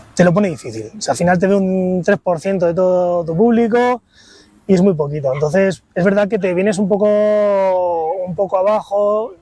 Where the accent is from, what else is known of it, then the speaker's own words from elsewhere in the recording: Santander, Cantabria, Spain; now in Madrid, Spain; Yo soy de Santander y en Santander eh, no había Zara y estas cosas